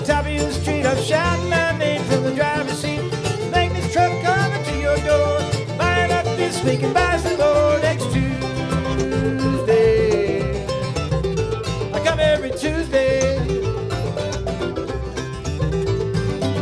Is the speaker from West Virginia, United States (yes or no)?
yes; Wheeling, West Virginia, United States; I come from Wheeling up in the northern panhandle there